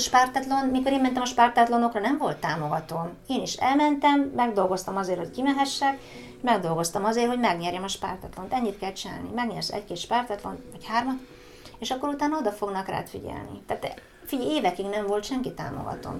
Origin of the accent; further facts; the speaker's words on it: Hungary